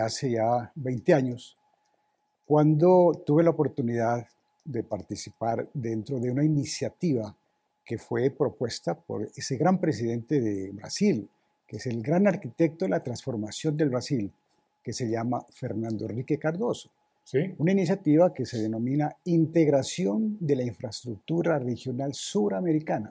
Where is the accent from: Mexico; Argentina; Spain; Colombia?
Colombia; Samaniego, Nariño; mi pueblo natal, a Samaniego